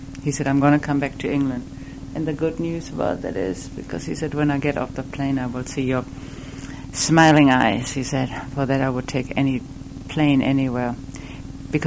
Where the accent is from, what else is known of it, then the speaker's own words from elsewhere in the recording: Bielefeld, North Rhine-Westphalia, Germany; moved away; not in Bielefeld, where I was raised